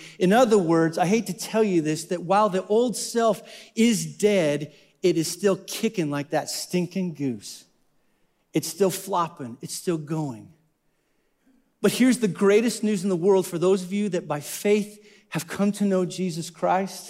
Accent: Wyoming, United States; I'm from Wyoming

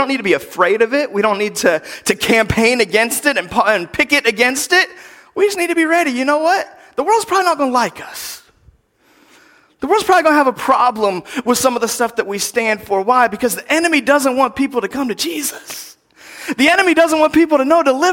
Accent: United States; as American Christians

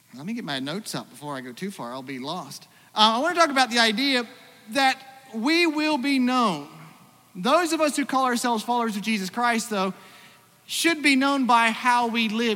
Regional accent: Australia; moved away; also born or lived in Iowa; for most of my growing up, I grew up in Australia

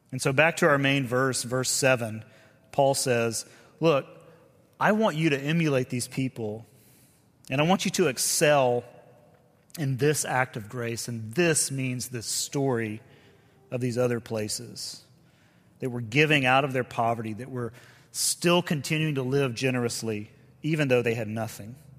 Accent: the South, United States; we're both from the South

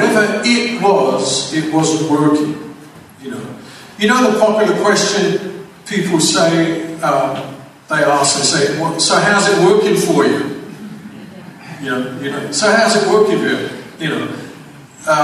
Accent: London, United Kingdom; moved away; also born or lived in Van Nuys, California; I grew up in England, as you most probably tell by the accent, that's where it comes from.

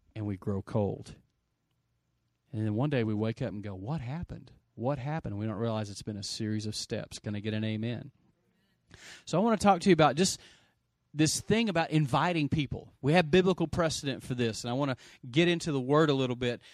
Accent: Lubbock, Texas, United States; I grew up in Lubbock, Texas

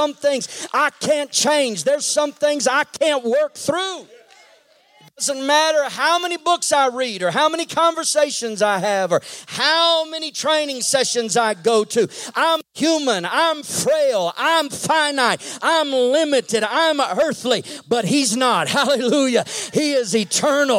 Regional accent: Texas, United States; I grew up in Texas

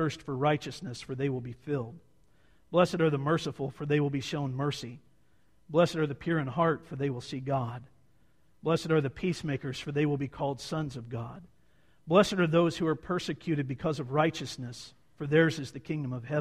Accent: Montana, United States; we're from Montana

